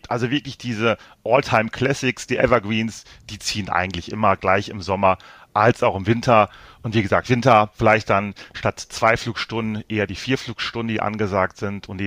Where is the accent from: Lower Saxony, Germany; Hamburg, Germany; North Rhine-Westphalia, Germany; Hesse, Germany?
North Rhine-Westphalia, Germany; Essen; ich komme selber aus Essen, deswegen ist die Zusammenarbeit mit Solamento immer besonders schön, weil wir halt die gleiche Heimatverbundenheit hier zum Ruhrgebiet zu Essen haben.